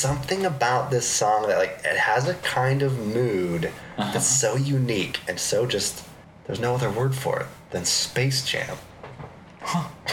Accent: Tacoma, Washington, United States; I grew up in Tacoma near Seattle

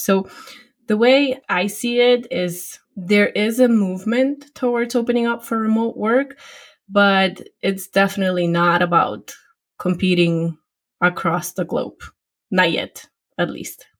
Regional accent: Poland; English is a second language; moved away as an adult; now in United States; I originally grew up and got educated back in Poland, my home country

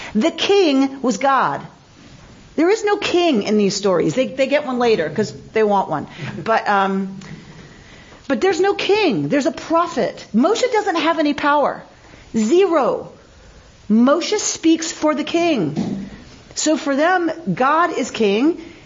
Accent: United States; I am truly American

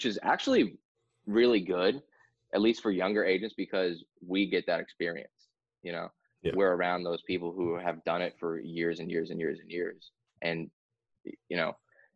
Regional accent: New Hampshire, United States; I'm from New Hampshire, born and raised. Been through all the winters ever since I was a kid

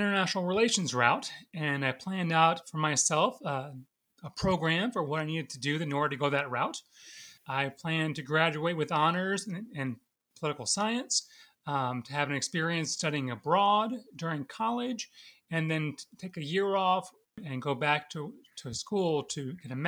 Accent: Jacksonville, Florida, United States; also born or lived in Sewanee, Tennessee; now in Richmond, United States; I'm originally from Jacksonville, Florida, and I was active in the church growing up

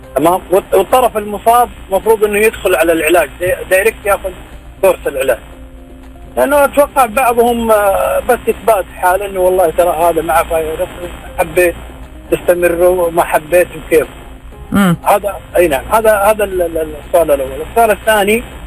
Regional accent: Saudi Arabia; موجود هنا عندنا في السعوديه

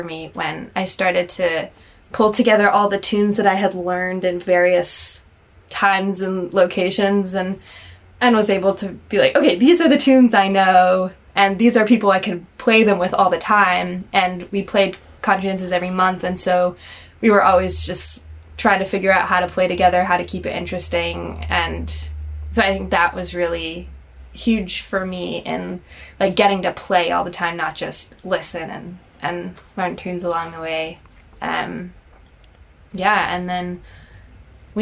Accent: Southern California outside of L.A., United States; I grew up in Southern California outside of L.A.

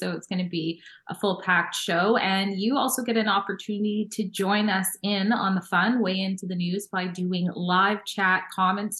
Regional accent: Canada; I'm a Canadian woman.

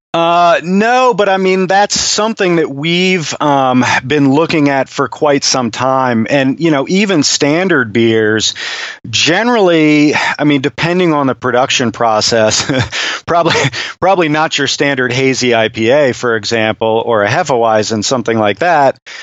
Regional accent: United States; an American, you know, beer chemist

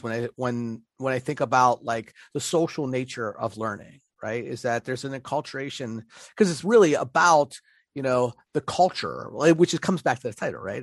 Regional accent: Pittsburgh, Pennsylvania, United States; accent: Pittsburgh; my Pittsburgh accent

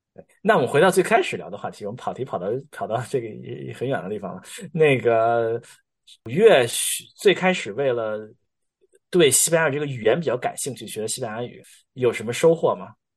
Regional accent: China; accent: Chinese accent; moved away; 中国口音根深蒂固，怎么带都带不走

